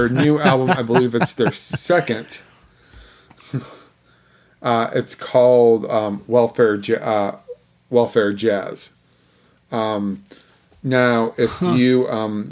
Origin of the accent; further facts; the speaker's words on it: Detroit, Michigan, United States; moved away; I'm from Detroit.